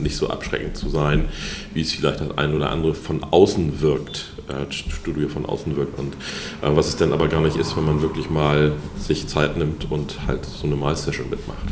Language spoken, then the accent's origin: German; Hamburg, Germany; Ich bin in Lurup groß